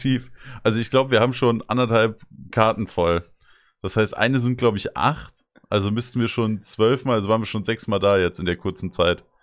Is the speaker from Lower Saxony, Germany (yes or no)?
no; Rodgau, Hesse, Germany; Ich wohne zwar nicht mehr in Rottgau, aber ich, hab, ich bin ja in Rottgau aufgewachsen